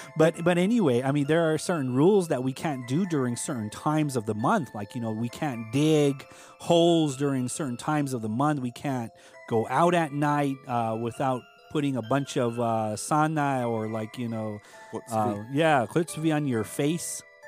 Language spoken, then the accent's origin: English; Hopi Reservation, Arizona, United States; I told him I'm from the Hopi Reservation.